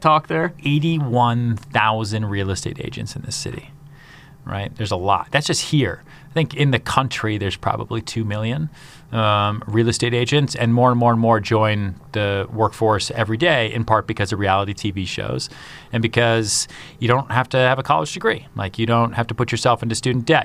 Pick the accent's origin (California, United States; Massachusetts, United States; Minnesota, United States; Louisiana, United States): Massachusetts, United States; outside Boston; moved away as an adult; also born or lived in Houston, Texas / upstate New York; now in New York City, United States; I grew up outside Boston